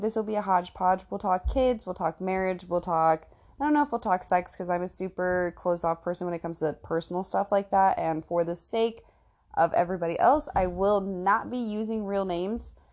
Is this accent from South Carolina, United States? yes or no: no; Indiana, United States; I am from Indiana